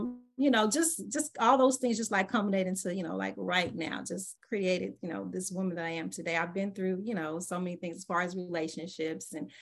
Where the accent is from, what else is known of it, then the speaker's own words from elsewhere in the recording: Los Angeles, California, United States; also born or lived in Michigan; I was actually born and raised in Los Angeles, California.